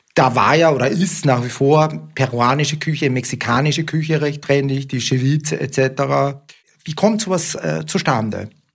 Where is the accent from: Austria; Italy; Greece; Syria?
Austria; now in Germany; ich komme aus einem Land, aus Österreich ursprünglich